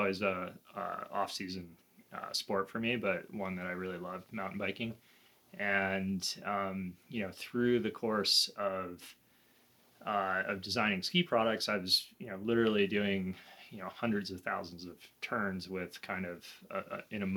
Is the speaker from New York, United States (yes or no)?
yes; New York City, New York, United States; moved away; also born or lived in the American West; I grew up in New York City